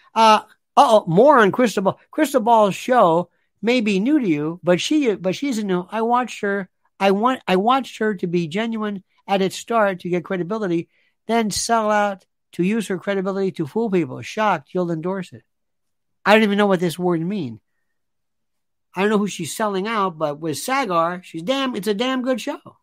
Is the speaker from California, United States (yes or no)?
no; Florida, United States; Growing up in Florida